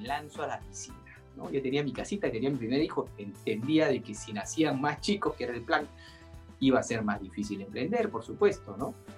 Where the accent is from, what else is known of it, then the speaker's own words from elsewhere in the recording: Peru; nos hemos generado como peruanos